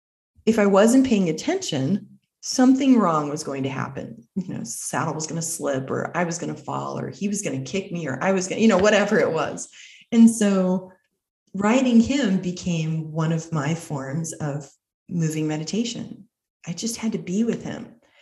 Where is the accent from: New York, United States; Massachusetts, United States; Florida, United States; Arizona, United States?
Arizona, United States; I'm from Arizona.